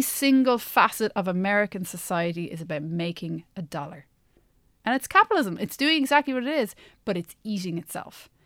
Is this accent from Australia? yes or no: no; Ireland; accent: Irish; moved away as an adult; also born or lived in United States; my Irish accent